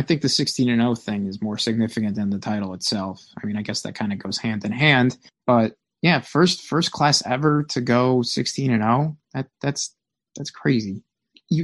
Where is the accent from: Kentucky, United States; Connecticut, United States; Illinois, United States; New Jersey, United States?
New Jersey, United States; I'm from New Jersey.